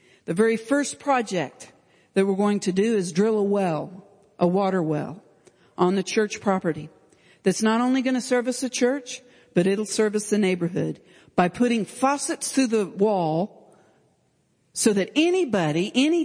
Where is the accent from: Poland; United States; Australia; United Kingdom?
United States; Stillwater, Oklahoma; I'm from Stillwater, America.